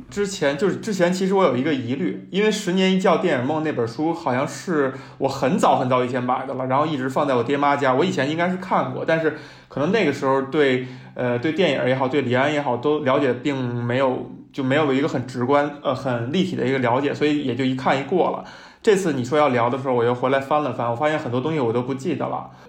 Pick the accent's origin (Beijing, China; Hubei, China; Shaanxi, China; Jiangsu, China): Beijing, China; 在我这样一个从小没离开过家，没离开过北京的人看来